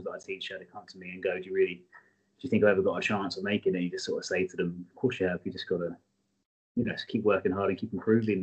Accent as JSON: {"language": "English", "region": "England", "country": "United Kingdom", "said": "we're English."}